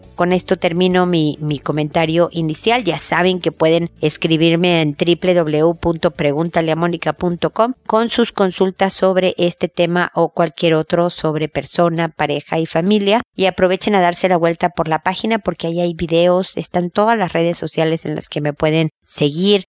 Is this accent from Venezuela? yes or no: no; Mexico; como decimos en México